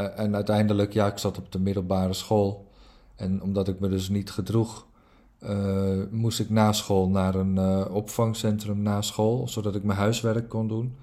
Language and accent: Dutch; Netherlands; also born or lived in Norway; ik ben geboren in Noorwegen en, en, en toen, ik, toen, ik, toen ik vier was, na nou, 2,5 jaar oud, is mijn moeder gescheiden van mijn vader. En toen kort daarna leerde mijn moeder eh, een Nederlander kennen op vakantie. En binnen no time eh, zijn we verhuisd van Noorwegen naar Nederland.